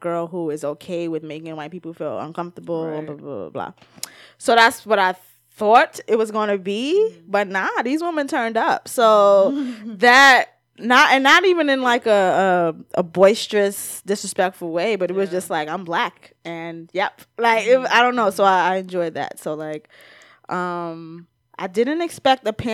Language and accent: English; United States; I'm an American